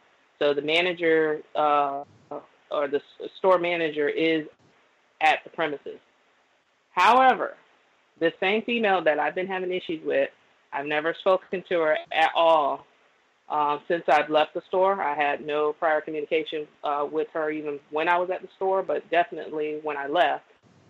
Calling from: Florida, United States; also born or lived in New Orleans, Louisiana; I'm calling from Florida, but I used to reside in New Orleans at one point.

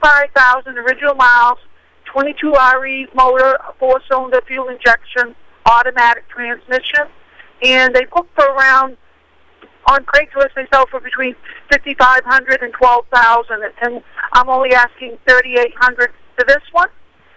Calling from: Skowhegan, Maine, United States; I'm calling from Skowhegan, Maine.

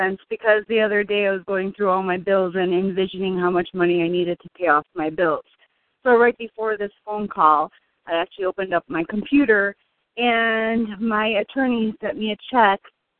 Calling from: Illinois, United States; I'm calling from Illinois.

